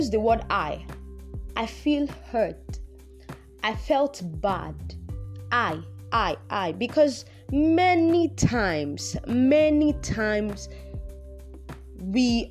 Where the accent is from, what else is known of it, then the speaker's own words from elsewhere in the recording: Nigeria; I'm Nigerian